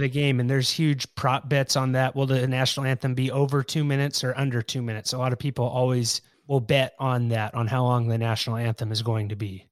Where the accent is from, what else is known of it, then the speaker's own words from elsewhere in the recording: California, United States; I'm from California